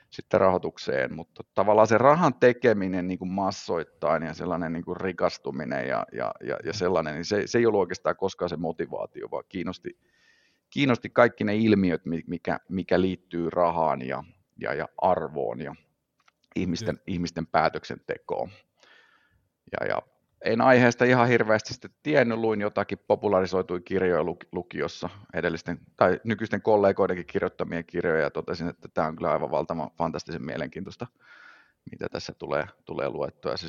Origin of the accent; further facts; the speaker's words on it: Jyväskylä, Central Finland, Finland; born there; syntynyt, syntynyt Jyväskylässä.